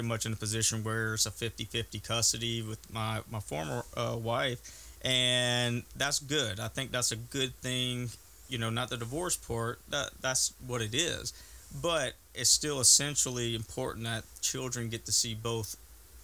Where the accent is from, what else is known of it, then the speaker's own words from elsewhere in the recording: Gonzales, Louisiana, United States; moved away as an adult; also born or lived in Merryville/Rosepine area, Louisiana; I'm originally from Gonzales. That's between Baton Rouge and New Orleans. Real Cajun area, Catholicism area